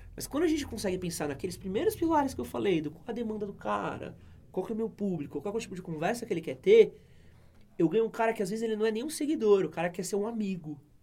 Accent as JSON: {"language": "Portuguese", "region": "São Paulo", "country": "Brazil", "tie": "born or raised there", "said": "eu nasci aqui na Moca"}